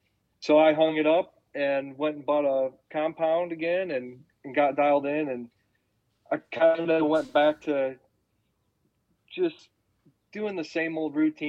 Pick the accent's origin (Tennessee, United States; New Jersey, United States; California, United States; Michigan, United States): Michigan, United States; Coldwater; now in Indiana, United States; I grew up around Southern Michigan, Coldwater, Bronson, Union City, Burlington area.